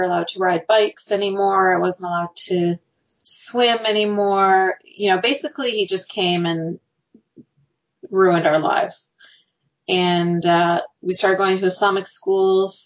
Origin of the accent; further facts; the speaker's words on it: Canada; I was born and raised in Canada